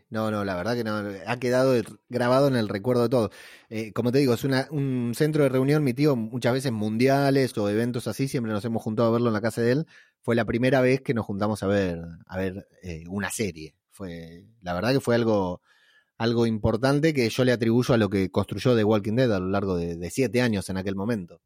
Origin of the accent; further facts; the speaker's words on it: Lanús, Buenos Aires Province, Argentina; es la casa donde me crié, o sea, al fondo de la casa de mi tío está la casa donde yo me crié, todos somos de acá de Lanús